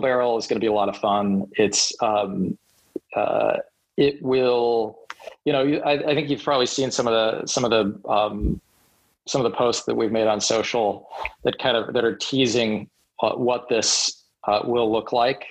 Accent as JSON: {"language": "English", "town": "Seattle", "region": "Washington", "country": "United States", "moved": "yes", "said": "I'm from Seattle originally"}